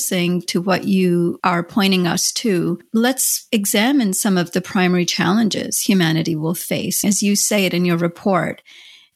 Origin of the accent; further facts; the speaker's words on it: India; I grew up in India